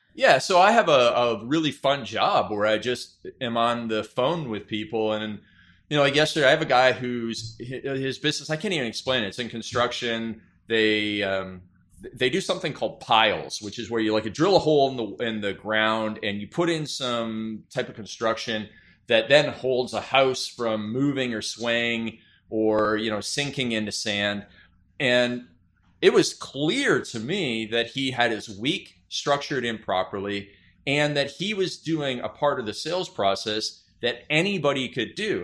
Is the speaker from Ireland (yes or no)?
no; Canada; being Canadian